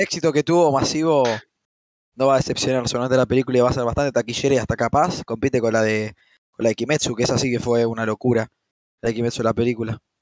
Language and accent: Spanish; Argentina; desde mi punto de vista como argentino